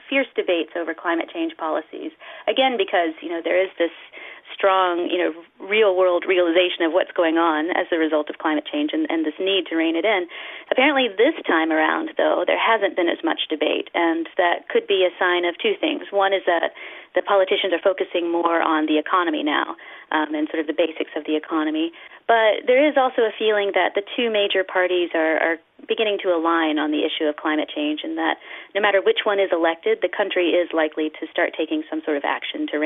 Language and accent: English; United States; I'm from the United States